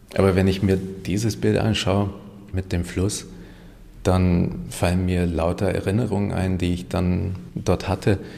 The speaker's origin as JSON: {"language": "German", "country": "Hungary", "first_language": "Hungarian", "second_language": "German", "moved": "yes", "lives_now": "Germany", "said": "Ungarisch ist meine Muttersprache"}